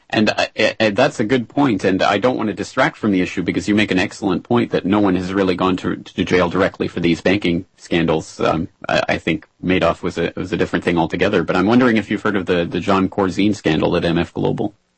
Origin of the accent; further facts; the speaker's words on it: Canada; now in Japan; I'm a uh, Canadian living in Japan